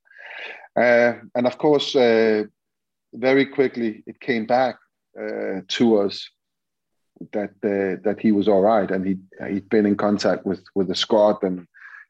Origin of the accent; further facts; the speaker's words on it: Denmark; moved away as an adult; also born or lived in England; my country is Denmark. I was born in Denmark